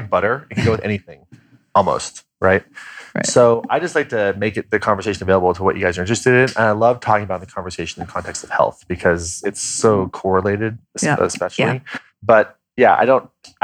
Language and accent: English; Kansas, United States; I'm from Kansas